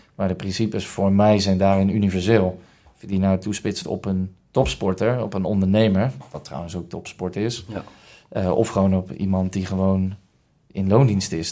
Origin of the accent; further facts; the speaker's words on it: Rotterdam, South Holland, Netherlands; also born or lived in Hilversum; geboren in Hilversum en getogen in Rotterdam. Daar kom ik ook vandaan.